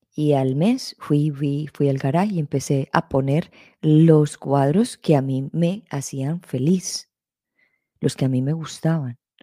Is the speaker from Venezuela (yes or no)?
no; Colombia; creciendo en la sociedad en que yo me crecí, en Colombia